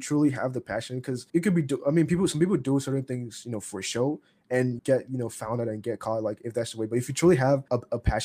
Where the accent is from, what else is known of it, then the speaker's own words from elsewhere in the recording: Nigeria; I'm Nigerian